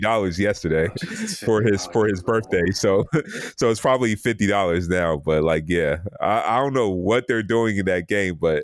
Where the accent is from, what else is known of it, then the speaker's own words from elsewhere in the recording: Nigeria; I'm Nigerian